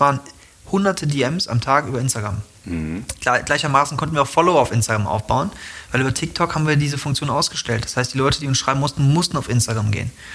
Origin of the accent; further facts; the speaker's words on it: Germany; ich komme aus Deutschland.